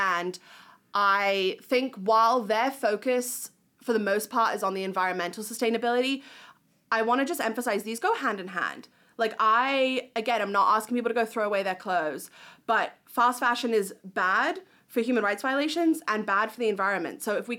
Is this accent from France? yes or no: no; New Zealand; But I'm hoping that other countries, my home country of New Zealand, I'm like, what are you guys doing?